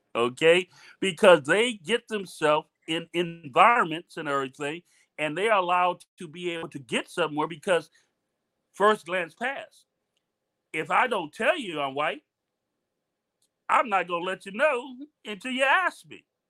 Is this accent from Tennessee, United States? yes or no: no; Miami, Florida, United States; moved away as an adult; also born or lived in Germany; I was from Miami